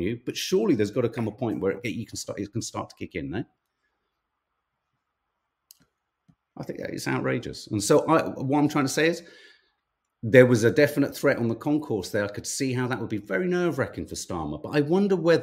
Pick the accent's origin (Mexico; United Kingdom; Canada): United Kingdom; Birmingham, West Midlands; I was born in Handsworth